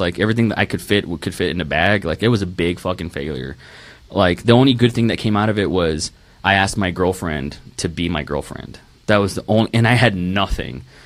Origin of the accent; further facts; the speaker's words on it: Rio Grande Valley, Texas, United States; moved away; also born or lived in Tulsa, Oklahoma / Dallas, Texas; I was born in Tulsa, Oklahoma. Um, moved to Dallas for about a year and then moved to the Rio Grande Valley